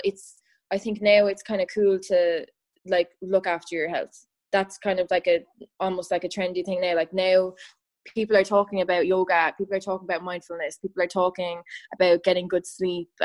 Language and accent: English; Ireland; I'm from Ireland